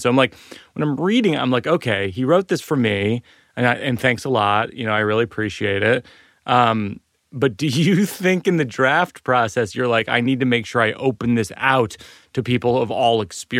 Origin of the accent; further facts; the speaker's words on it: Shrewsbury, Massachusetts, United States; I'm 43 with a child. You grew up in Florida. I grew up in Shrewsbury, the Florida of Massachusetts.